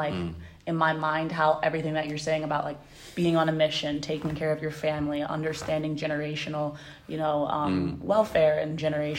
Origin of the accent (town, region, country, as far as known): United States; moved away as an adult; now in Senegal